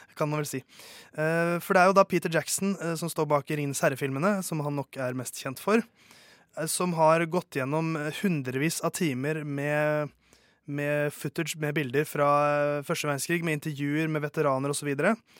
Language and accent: Norwegian; Oslo, Norway; Jeg kommer fra Oslo.